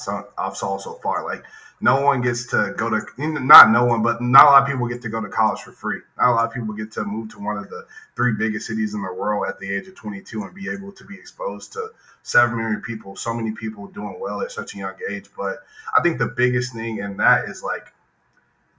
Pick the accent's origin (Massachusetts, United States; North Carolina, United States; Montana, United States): North Carolina, United States; Greensboro; also born or lived in Asheville, North Carolina; I was born in Asheville, North Carolina. Stayed there till I was about 8, moved to Greensboro, and that's really where I started to become more, you know, who I was going to be in the future.